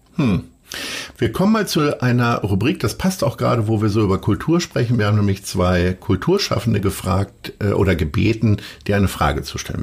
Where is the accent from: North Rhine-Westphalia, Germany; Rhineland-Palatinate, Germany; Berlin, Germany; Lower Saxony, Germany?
Lower Saxony, Germany; Hanover; now in Hamburg, Germany; weil ich in Hannover geboren bin